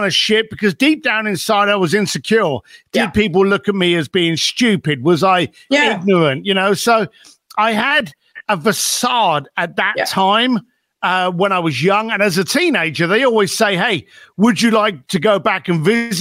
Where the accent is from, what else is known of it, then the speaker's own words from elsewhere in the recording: London, United Kingdom; also born or lived in Reading; I was born just outside London, a place called Reading, famous for Queen Victoria being born there. And then I was raised up in East London.